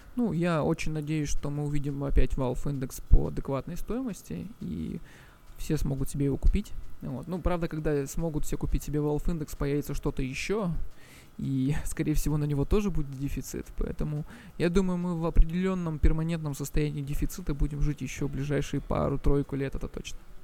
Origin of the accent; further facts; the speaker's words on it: Russian Far East, Russia; moved away as an adult; also born or lived in Moscow; я вообще сам с Дальнего Востока